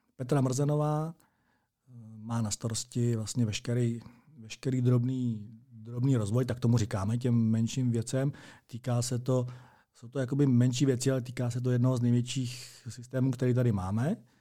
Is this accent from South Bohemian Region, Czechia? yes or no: yes; Strakonice, South Bohemian Region, Czechia; moved away as an adult; now in Plzeň, Czech Republic; narodil jsem se ve Strakonicích, absolvoval jsem tam základní a střední docházku, to znamená základní školu a gymnázium